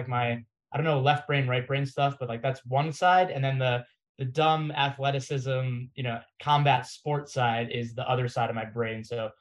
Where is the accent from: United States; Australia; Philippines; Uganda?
United States; Florida; moved away as an adult; also born or lived in Massachusetts / New York City; I was born in Massachusetts. I grew up in Florida